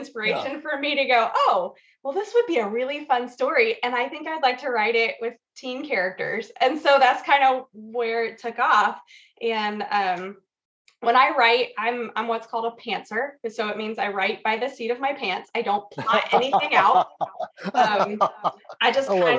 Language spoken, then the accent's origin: English; Weddington, North Carolina, United States; moved away as an adult; also born or lived in Colorado; I grew up in Weddington area outside of Charlotte, just outside of Charlotte.